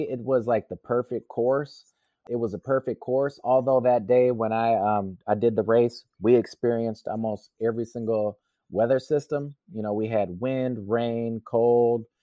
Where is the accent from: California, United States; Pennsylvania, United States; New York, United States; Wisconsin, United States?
Wisconsin, United States; I'm from Wisconsin, so it was a you know it was a big thing for me to race in my hometown.